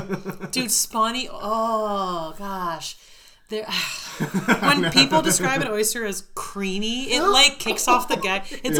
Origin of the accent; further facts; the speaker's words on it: Southern California, United States; I was born in Southern California.